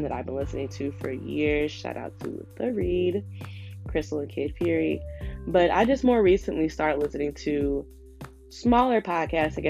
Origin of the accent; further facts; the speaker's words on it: Chicago, Illinois, United States; moved away as an adult; now in Philadelphia, United States; I was born and raised in Chicago on the South Side, and I actually currently live in Philly.